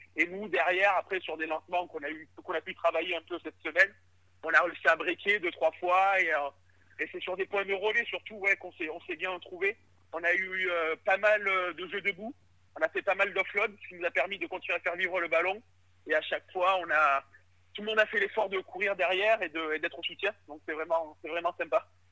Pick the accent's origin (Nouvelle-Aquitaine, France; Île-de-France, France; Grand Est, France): Nouvelle-Aquitaine, France; Brive-la-Gaillarde; moved away; Je suis originaire de Brive